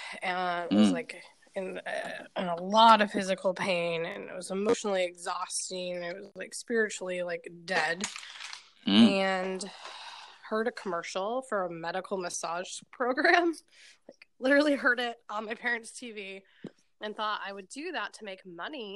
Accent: Grand Rapids, Michigan, United States; I grew up in Michigan, in Grand Rapids.

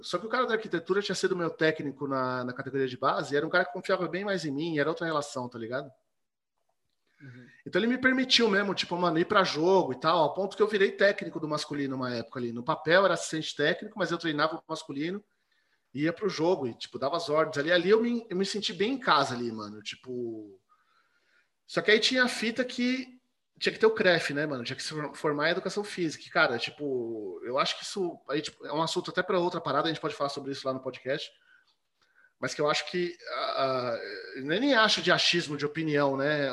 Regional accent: São Paulo, Brazil; moved away as an adult; now in Tatuí, Brazil; Zona Oeste, Butantã. Ali no Butantã. Cresci ali

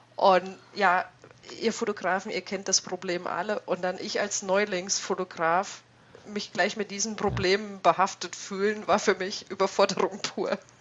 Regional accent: East Germany, Germany; ich bin ein gebürtiger Ossi

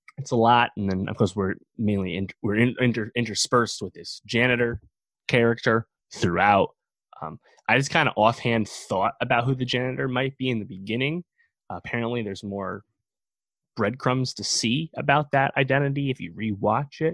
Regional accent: around Fishkill, New York, United States; This movie was shot around my hometown. I've actually been to that diner, the Red Line Diner in Fishkill, New York.

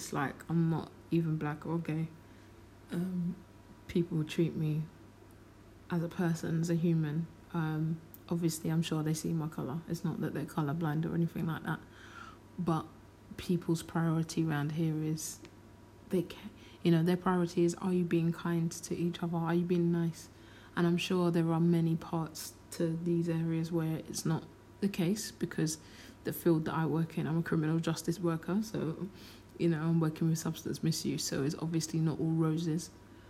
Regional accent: London, United Kingdom; I never grew up in Peckham, I grew up in Lewisham, but all of those areas are virtually the same.

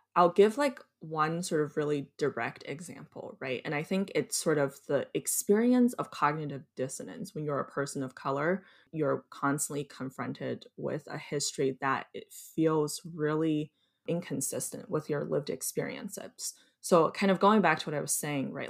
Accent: suburb outside of Chicago, Illinois, United States; also born or lived in Beijing, China; I was born in Beijing and came to this country uh, when I was nine, and I grew up most of my childhood in the U.S. in in a suburb outside of Chicago.

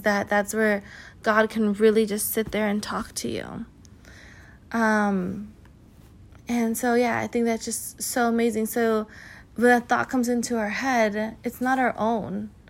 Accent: California, United States; I'm from California

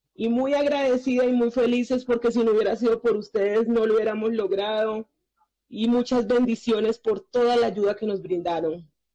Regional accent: Colombia; also born or lived in Chile; Me encuentro muy feliz en mi país

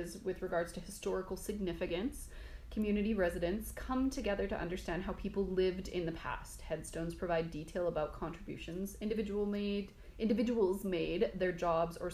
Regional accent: Coleman, Alberta, Canada; I grew up in the Crow's Nest Pass in Coleman

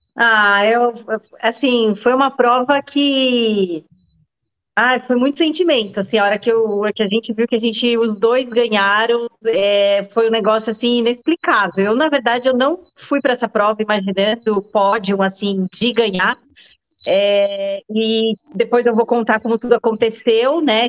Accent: Jundiaí, São Paulo, Brazil; moved away as an adult; now in Indaiatuba, Brazil; eu sou de Jundiaí, é, vim para Indatuba há uns 12, 13 anos mais ou menos

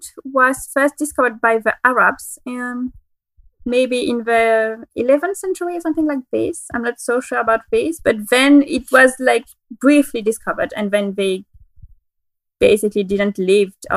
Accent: Geneva, Switzerland; moved away; also born or lived in France / Germany / Czech Republic; I'm from Geneva in Switzerland because it is the city where I was born and it is the city where I grew up

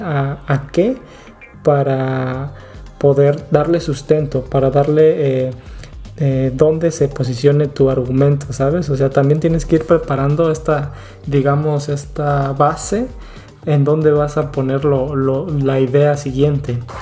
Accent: Acapulco, Guerrero, Mexico; moved away; Nosotros que estamos, que venimos de Acapulco

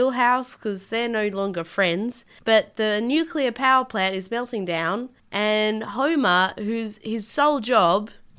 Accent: Leeds, Yorkshire and the Humber, United Kingdom; Oi, I'm from Leeds, get away from my neck.

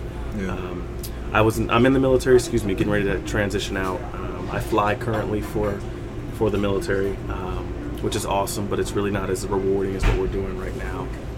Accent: Kentucky, United States; also born or lived in Germany; So I was born in Germany. My father was in the United States Army. He retired in Kentucky with my family, so my parents were in my life my whole time, and still are currently.

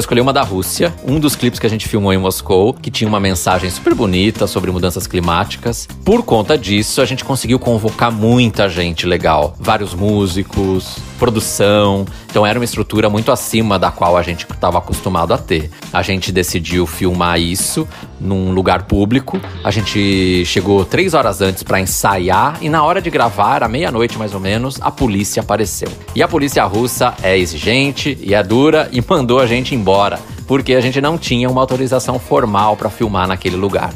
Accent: Piracicaba, São Paulo, Brazil; eu nasci em Piracicaba

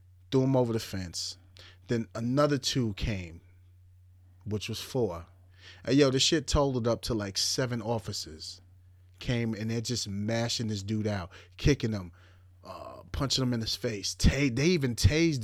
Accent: Suffolk County, Long Island, New York, United States; I'm from Suffolk County

